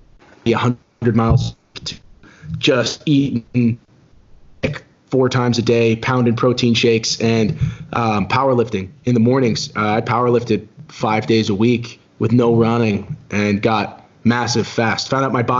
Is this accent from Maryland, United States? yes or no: yes; Maryland, United States; I grew up in Maryland